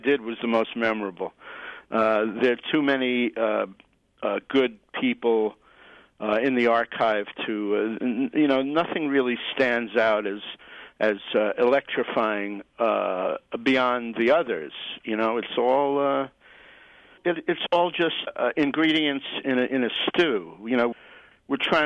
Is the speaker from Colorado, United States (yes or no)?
no; New York City, New York, United States; now in Occidental, United States; I'm a New Yorker. I grew up in the streets and the buses and the subways of Manhattan